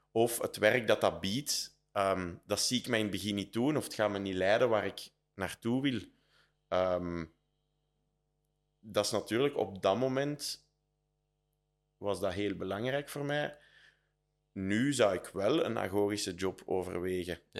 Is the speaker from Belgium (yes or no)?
yes; Leuven, Flemish Brabant, Belgium; Dus ik ben fier dat ik van Leuven ben, maar ik ben ook wel helemaal oké dat ik daar weg ben. Ja, dus in die eerste move was echt van Leuven naar Brussel.